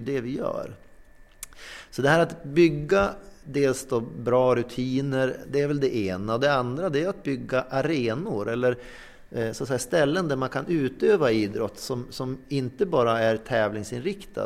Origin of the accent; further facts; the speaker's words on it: inland Norrland, Sweden; now in Sävar, Sweden; jag är uppvuxen i Norrlands inland men bor numera i Sävar